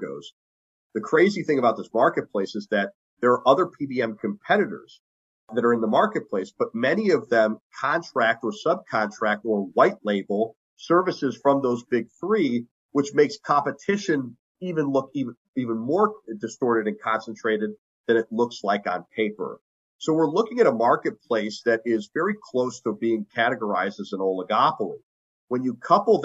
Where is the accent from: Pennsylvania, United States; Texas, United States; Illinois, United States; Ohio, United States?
Ohio, United States; in my home state of Ohio